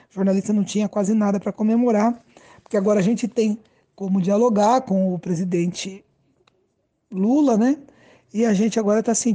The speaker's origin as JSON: {"language": "Portuguese", "town": "Maringá", "region": "Paraná", "country": "Brazil", "said": "Por exemplo, eu sou aqui de Maringá."}